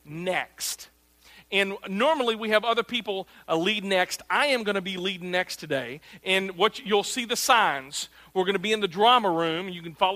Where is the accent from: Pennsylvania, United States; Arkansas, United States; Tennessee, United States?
Arkansas, United States; I'm from Arkansas